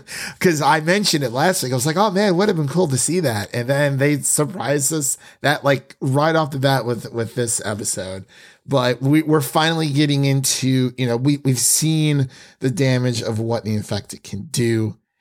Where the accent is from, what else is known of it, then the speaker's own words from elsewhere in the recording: Northeast Ohio, United States; now in Nashville, United States; I'm from Northeast Ohio.